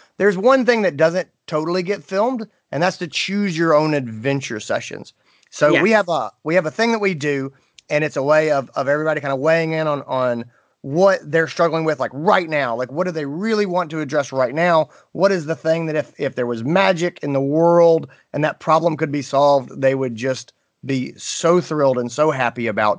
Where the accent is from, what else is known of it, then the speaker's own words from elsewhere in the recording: North Carolina, United States; I grew up in North Carolina.